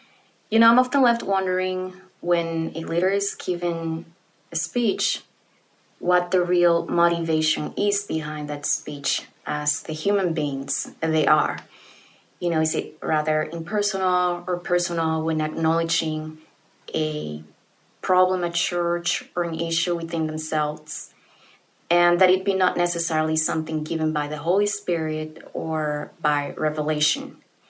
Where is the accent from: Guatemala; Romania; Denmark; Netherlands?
Guatemala; I'm from Guatemala.